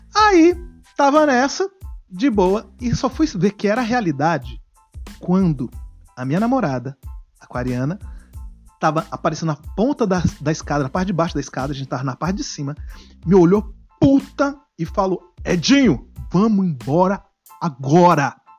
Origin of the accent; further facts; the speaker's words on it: Brasília, Federal District, Brazil; somos de Brasília